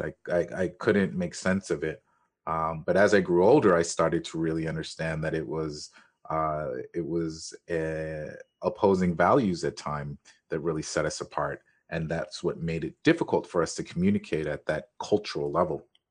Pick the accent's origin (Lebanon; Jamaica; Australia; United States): Jamaica; I am Jamaican